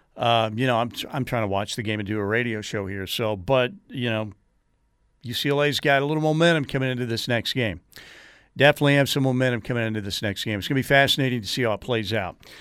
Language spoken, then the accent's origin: English; Norman, Oklahoma, United States; I grew up in Norman.